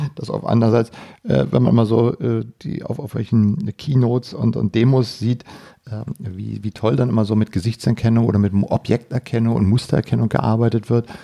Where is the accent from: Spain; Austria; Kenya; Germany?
Germany